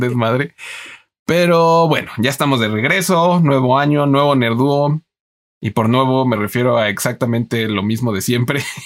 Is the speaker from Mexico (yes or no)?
yes; Mexico; aquí en México